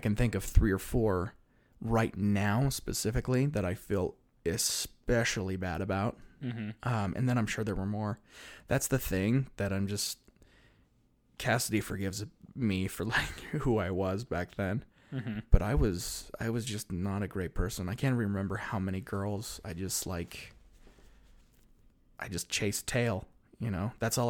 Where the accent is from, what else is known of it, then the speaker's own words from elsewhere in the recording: Salt Lake City, Utah, United States; born there; I was born in Salt Lake City.